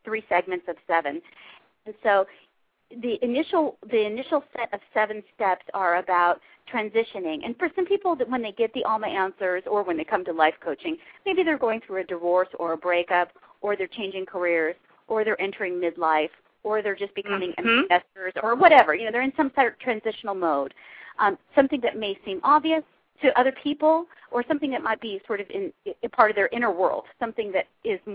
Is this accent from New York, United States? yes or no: no; Huntington Beach, California, United States; accent: Valley girl; I grew up in Huntington Beach